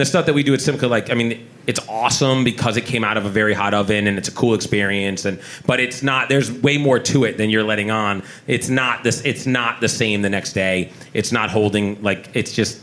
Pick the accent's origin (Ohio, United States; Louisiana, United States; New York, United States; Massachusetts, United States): Massachusetts, United States; Sharon; I grew up in Sharon. I live in Sharon now.